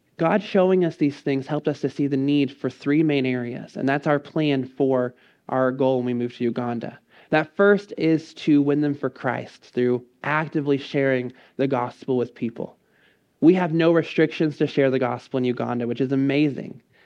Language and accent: English; College Station, Texas, United States; I grew up in College Station.